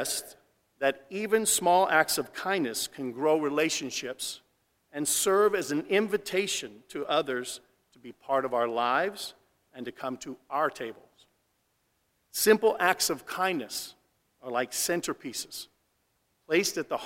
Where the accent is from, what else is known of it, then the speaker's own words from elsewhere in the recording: Mesa, Arizona, United States; My family and I grew up in Mesa, Arizona. We lived there for 30-plus years.